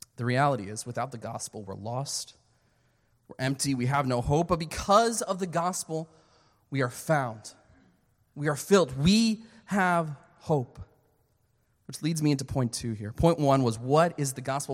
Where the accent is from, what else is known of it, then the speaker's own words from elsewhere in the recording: Philadelphia, Pennsylvania, United States; moved away as an adult; also born or lived in Canada / Pensacola, Florida; I was born and raised in, uh, Philadelphia, Pennsylvania